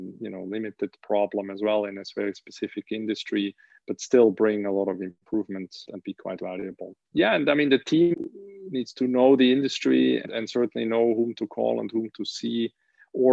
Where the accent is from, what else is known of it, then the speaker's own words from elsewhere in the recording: Switzerland; also born or lived in United States; I was born in Switzerland, went to school here in Switzerland and university.